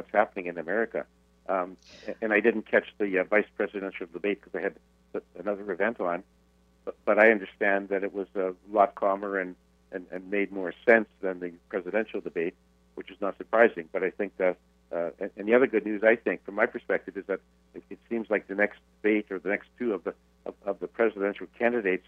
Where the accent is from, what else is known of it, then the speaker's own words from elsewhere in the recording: Canada; I'm a Canadian citizen